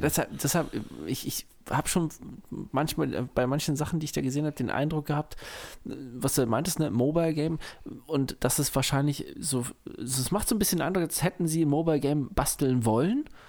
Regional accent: Germany; bei uns in Deutschland

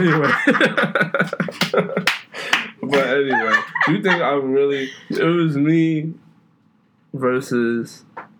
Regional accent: New York City, New York, United States; also born or lived in Queens, New York; I was born in Brooklyn, but like, I really got embedded into hip hop when I moved to Queens.

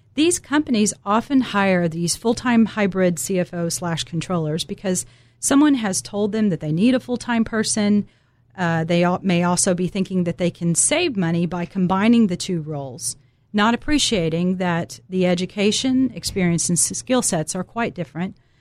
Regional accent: Dallas, Texas, United States; I'm originally from Dallas, Texas

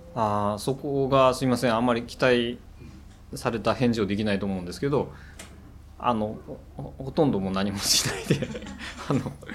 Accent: Tsukuba, Ibaraki, Japan; moved away as an adult; now in Kashiwa, Japan; 地元は茨城のつくばなんですね

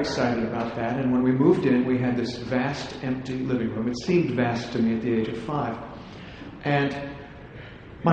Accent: Columbus, Ohio, United States; moved away as an adult; I was born in Columbus, Ohio.

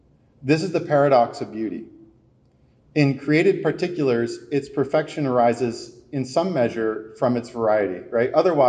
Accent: East Coast, United States; and I'm from the East Coast, so please don't mob me right now.

